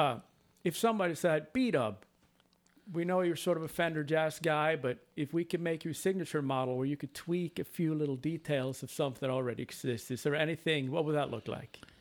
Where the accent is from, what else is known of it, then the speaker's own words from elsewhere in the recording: Sweden; moved away; my home country of Sweden